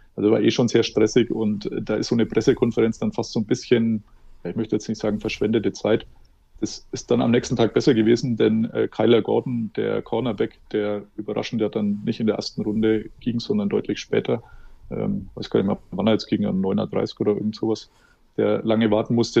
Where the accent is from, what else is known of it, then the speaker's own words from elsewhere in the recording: Germany; Als Deutscher